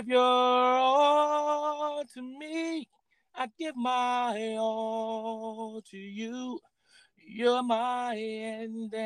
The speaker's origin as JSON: {"language": "English", "town": "Pontiac", "region": "Michigan", "country": "United States", "tie": "born or raised there", "said": "coming up in Pontiac, Michigan"}